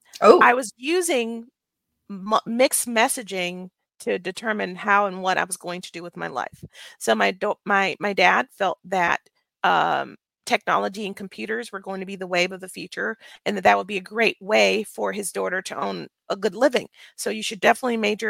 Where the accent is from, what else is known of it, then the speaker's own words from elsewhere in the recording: Birmingham, Alabama, United States; now in Frisco, United States; I was born and raised in Birmingham, Alabama